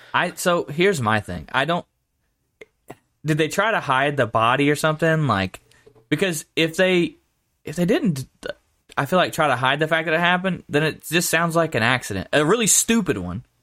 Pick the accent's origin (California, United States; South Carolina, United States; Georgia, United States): Georgia, United States; moved away; where I grew up in Georgia, everyone referred to I twenty as the highway.